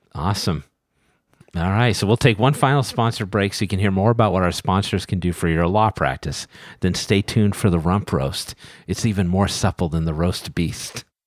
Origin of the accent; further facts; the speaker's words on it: New England, United States; I'm from New England